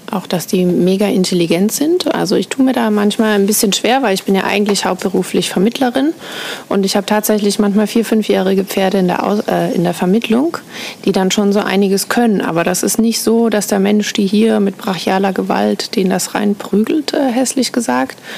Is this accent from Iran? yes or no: no; Austria; moved away as an adult; now in Menorca, Spain; Ich bin ursprünglich Österreicherin.